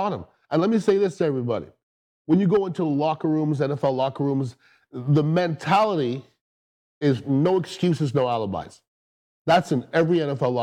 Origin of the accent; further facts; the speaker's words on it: Canada; I'm from the Great White North of Canada.